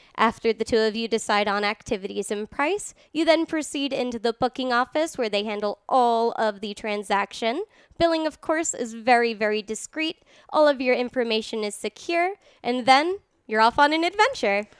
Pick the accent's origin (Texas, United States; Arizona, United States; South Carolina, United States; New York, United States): New York, United States; New York City; born or raised there; also born or lived in Ireland; now in Reno, United States